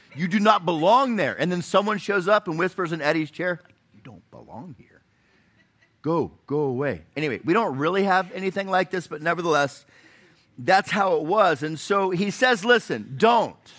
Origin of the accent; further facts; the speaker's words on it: Florida, United States; now in Chattanooga, United States; I, I grew up in Florida